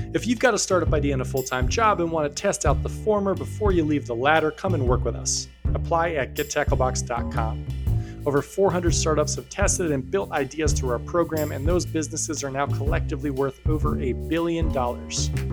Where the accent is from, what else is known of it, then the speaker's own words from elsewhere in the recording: New York, United States; I grew up near New York City and I lived there for a long time